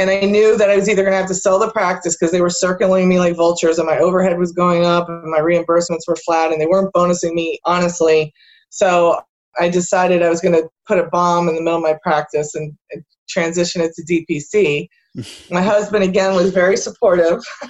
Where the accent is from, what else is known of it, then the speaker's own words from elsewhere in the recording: Allentown, Pennsylvania, United States; I grew up in this area. I was born here in Allentown and, you know, went all through grade school, high school.